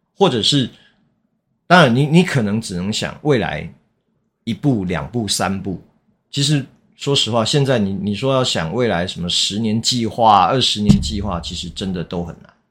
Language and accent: Chinese; Taiwan; 其实台湾也是啊， 我们， 我们也常讲不好意思